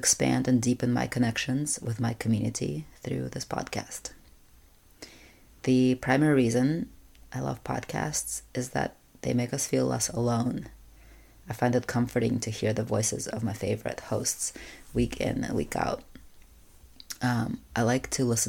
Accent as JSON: {"language": "English", "country": "Russia", "tie": "born or raised there", "moved": "yes", "said": "When I was growing up in Russia, I'm an only child"}